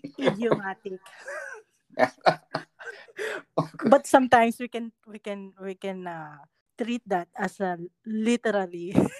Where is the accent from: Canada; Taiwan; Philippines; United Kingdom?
Philippines; we're proud to be Filipinos.